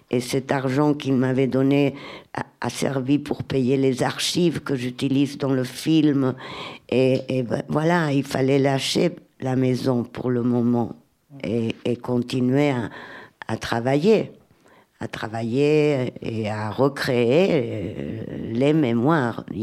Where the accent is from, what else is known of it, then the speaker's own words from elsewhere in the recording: Catalonia, Spain; French is a second language; Je viens d'Espagne, là, de Catalogne. C'est horrible comment ça s'est passé en Espagne.